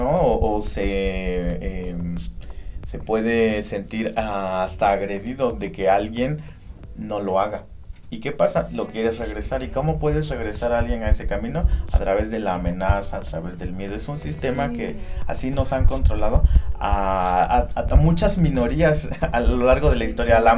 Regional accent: Tehuacán, Puebla, Mexico; no puedes centrarte en Tehuacán, no puedes centrarte en que soy poblano, no puedes centrarte en que soy mexicano, soy este americano

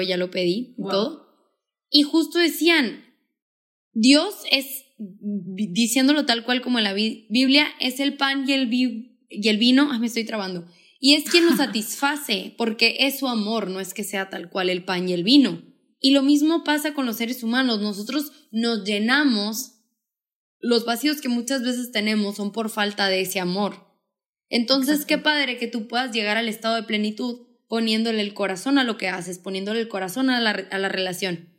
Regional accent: Hermosillo, Sonora, Mexico; soy de Hermosillo, Sonora

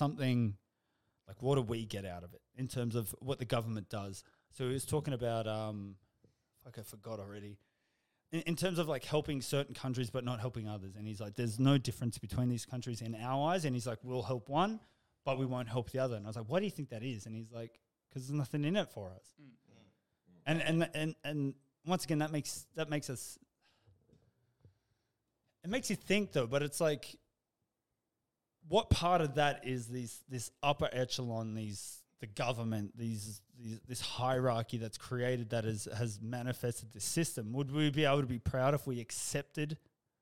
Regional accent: Australia; I'm proud of being Australian

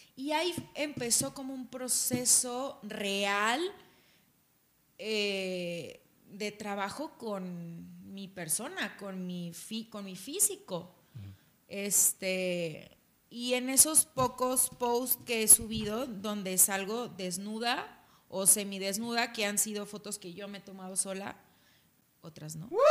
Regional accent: Culiacán, Sinaloa, Mexico; moved away as an adult; now in Mexico City, Mexico; Soy de Culiacán

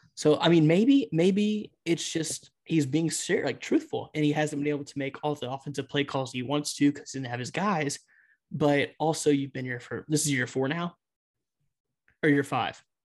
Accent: Beaumont, Texas, United States; we are both from Beaumont, Texas

